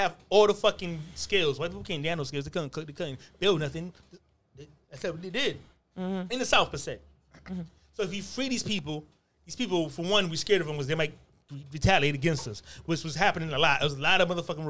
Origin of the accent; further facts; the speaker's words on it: Nigeria; So just because I'm from Nigeria doesn't mean I have fucking Egyptian motherfucking roots.